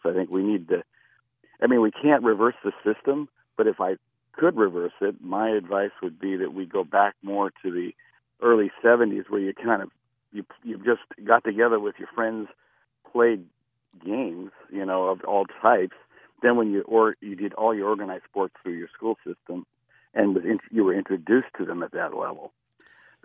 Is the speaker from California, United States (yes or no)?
yes; California, United States; now in Ridgefield, Connecticut, United States; I grew up in the West Coast